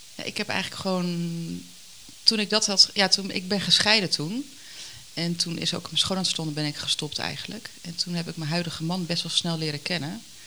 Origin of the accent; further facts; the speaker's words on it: Harderwijk, Gelderland, Netherlands; moved away; also born or lived in Ermelo / Putten; Ik ben geboren in Harderwijk. Opgegroeid met, eh, een leuk gezin met mijn ouders en mijn zusje